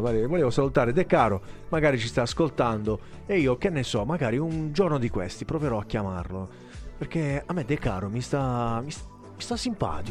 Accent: Altamura, Apulia, Italy; Parlo da Altamurano

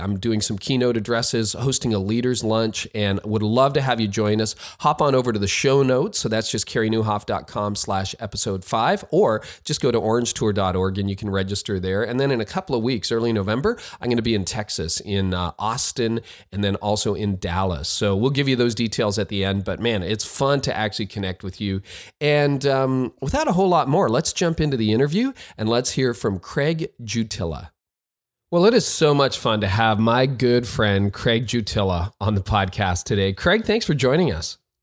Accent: Canada; I'm the Canadian

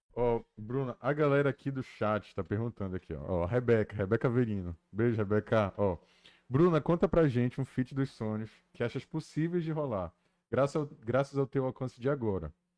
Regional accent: Belém, Pará, Brazil; A gente é de Belém.

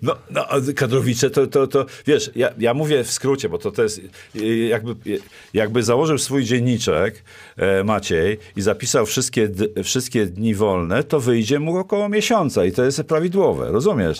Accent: former Bydgoszcz Voivodeship, Kuyavian-Pomeranian Voivodeship, Poland; also born or lived in Włocławek; pochodzę z dawnego województwa bydgoskiego

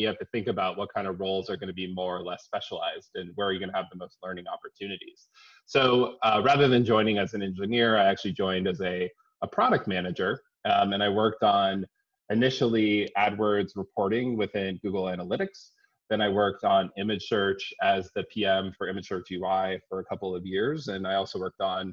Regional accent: San Diego, California, United States; also born or lived in Boston / San Francisco; I'm from California. I grew up in San Diego. I'm a Californian at heart

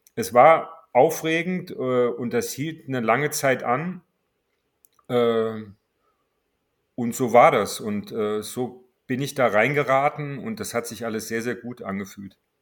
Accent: Marburg, Hesse, Germany; moved away as an adult; also born or lived in Cologne / Berlin; ich stamme aus Marburg und musste da immer nach Gießen fahren

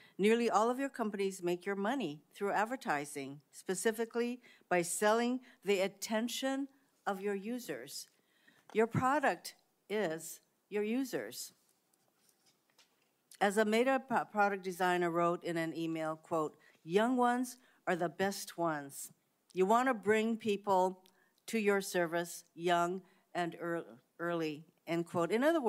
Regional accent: Hawaii, United States; Sex trafficking is a serious problem in my home state of Hawaii, especially for Native Hawaiian victims.

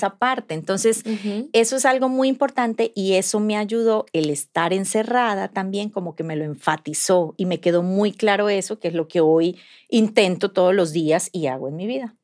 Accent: Colombia; moved away as an adult; now in Mexico; yo soy colombiana y tengo el privilegio de vivir aquí hace nueve años

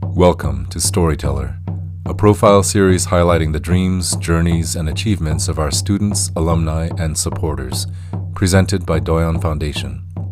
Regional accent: Fairbanks, Alaska, United States; moved away as an adult; now in Durango, United States; born and raised in Fairbanks, Alaska.

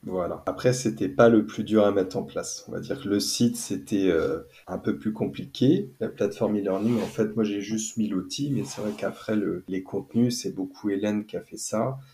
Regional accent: near Nantes, Pays de la Loire, France; now in Toulouse, France; je suis installé à Toulouse parce qu'à la base je viens d'à côté de Nantes

